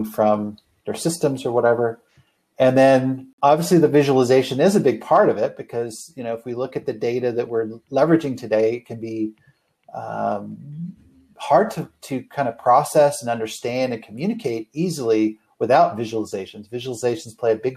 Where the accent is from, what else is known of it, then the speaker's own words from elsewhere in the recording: Canada; moved away as an adult; now in United States; originally I'm from Canada. I actually moved down to the States about almost 20 years